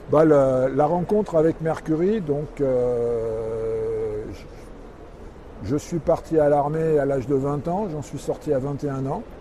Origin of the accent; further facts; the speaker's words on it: Paris, Île-de-France, France; moved away as an adult; also born or lived in Trévoux; je suis parisien d'origine.